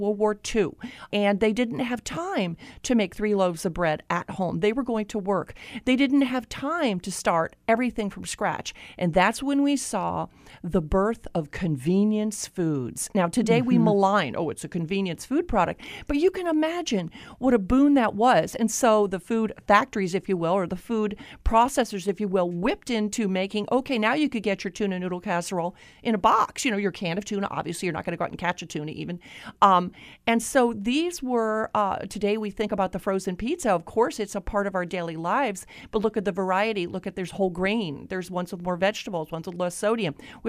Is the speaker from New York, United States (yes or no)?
no; Florida, United States; I grew up in Florida